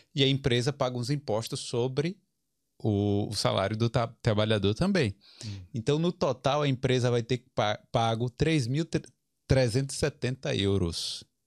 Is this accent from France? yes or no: no; Brazil; now in Ireland; eu, brasileiro